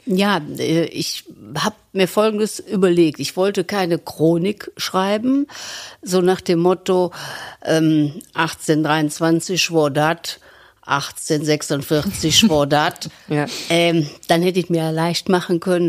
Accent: Cologne, North Rhine-Westphalia, Germany; accent: rheinischer Einschlag; in einer kölschen Familie, in einem kölschen Fädel, bin im Severinsviertel geboren

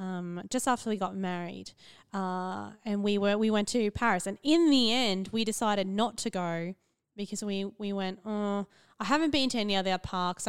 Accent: central Queensland, Australia; I grew up in the central Queensland

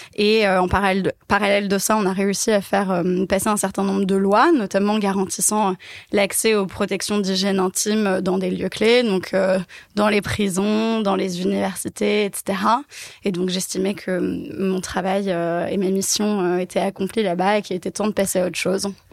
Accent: Paris, Île-de-France, France; Je suis née et j'ai grandi à Paris

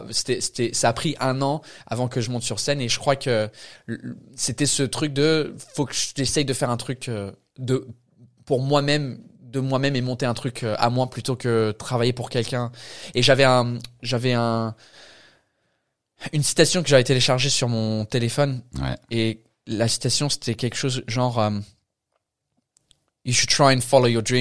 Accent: Canterbury, South East England, United Kingdom; French is a second language; moved away as an adult; also born or lived in France; now in Paris, France; Sud euh, sud-est de l'Angleterre. C'est quoi ça comme, euh, euh, la ville c'est Canterbury, Canterbury.

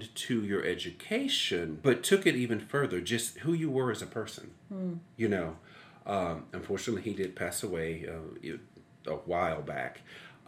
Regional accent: Meridian, Mississippi, United States; also born or lived in Hattiesburg, Mississippi; I am from Meridian, Mississippi.

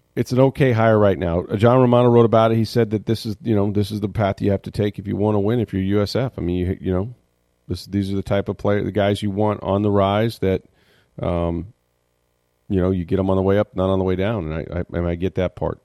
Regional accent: St. Petersburg, Florida, United States; I was born in Saint Petersburg in the Northwest section

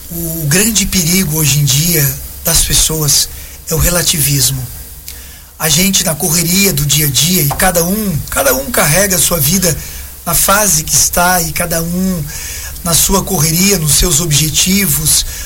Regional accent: Santa Catarina, Brazil; also born or lived in São Francisco do Sul; sou natural de São Chico, mas criado aqui no Boa Vista desde pequeno.

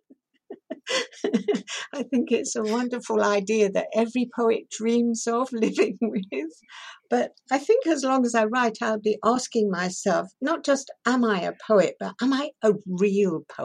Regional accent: Shanklin, South East England, United Kingdom; first language Persian; English is a second language; also born or lived in Tehran, Iran; I was born in Tehran, and then at the age of 6, I was sent to Shanklin on the Isle of Wight to boarding school

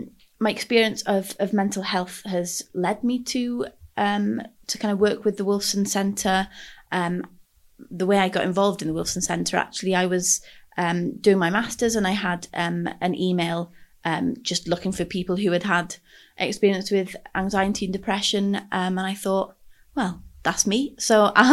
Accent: Anglesey, Wales, United Kingdom; moved away as an adult; now in Cardiff, United Kingdom; I am from Ynysmon, Anglesey, up in North Wales, and I moved down to Cardiff for university back in 2016 now

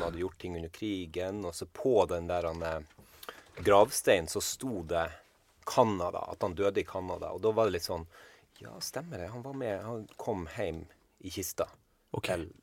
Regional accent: Andøya, Nordland, Norway; also born or lived in Harstad / Trondheim; now in Bergen, Norway; jeg er jo ifra Andøya, eh, men har flytta til Bergen og bodd der siden 99.

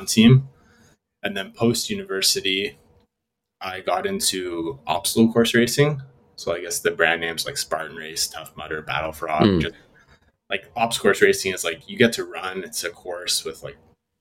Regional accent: Toronto, Ontario, Canada; now in Vancouver, Canada; originally from Toronto

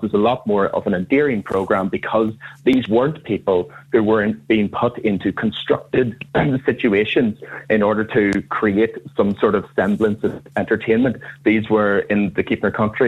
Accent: County Tyrone, Northern Ireland, United Kingdom; I'm from Tyrone myself

